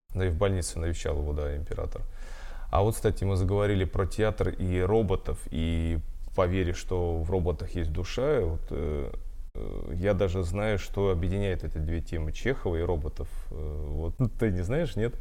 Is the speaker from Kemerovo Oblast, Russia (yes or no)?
no; Voronezh, Voronezh Oblast, Russia; я из Воронежа